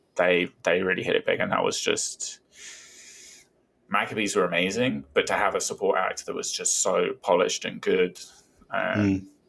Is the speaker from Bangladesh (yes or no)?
no; Brighton, South East England, United Kingdom; born or raised there